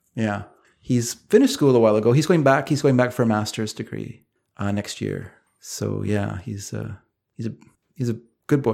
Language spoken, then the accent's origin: English; British Columbia, Canada; also born or lived in Coquitlam, British Columbia / Delta, British Columbia; I'm a Canadian